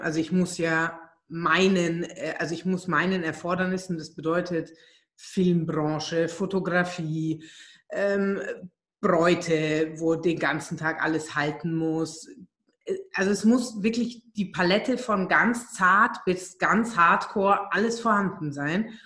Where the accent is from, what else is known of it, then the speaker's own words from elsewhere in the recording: Germany; moved away as an adult; also born or lived in Hungary; now in Vienna, Austria; Ich bin ähm, ursprünglich Ungarin, bin in Deutschland aufgewachsen und lebe jetzt seit 14 Jahren in Wien